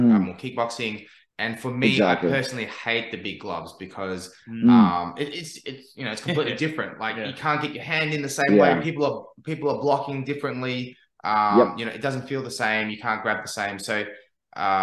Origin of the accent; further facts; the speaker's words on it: Melbourne, Victoria, Australia; now in Brisbane, Australia; when I first moved to Brisbane, because I'm from Melbourne originally